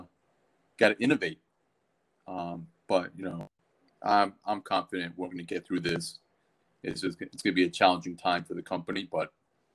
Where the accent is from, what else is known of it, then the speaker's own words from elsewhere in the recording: Baltimore, Maryland, United States; moved away as an adult; also born or lived in Washington, D.C.; I was born in Baltimore, grew up there